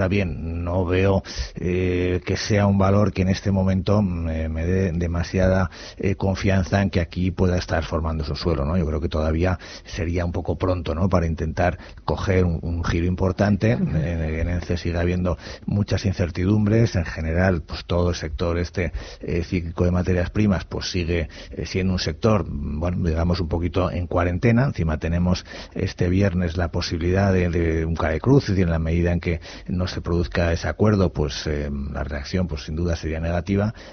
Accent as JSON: {"language": "Spanish", "region": "Basque Country", "country": "Spain", "said": "de Guipúzcoa."}